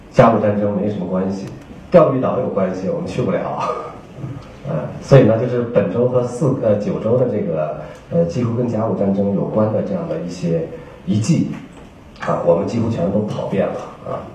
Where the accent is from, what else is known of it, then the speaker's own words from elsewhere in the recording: China; 但是我们中国人对日本一百二十年以后